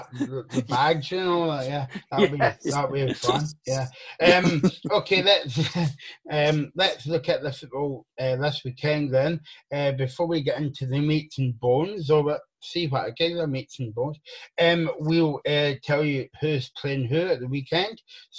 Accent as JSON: {"language": "English", "area": "East Renfrewshire", "region": "Scotland", "country": "United Kingdom", "said": "you can tell I'm from East Renfrewshire."}